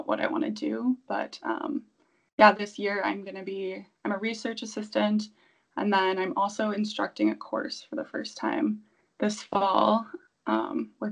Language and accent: English; Milwaukee, Wisconsin, United States; moved away; I'm from Wisconsin, Milwaukee originally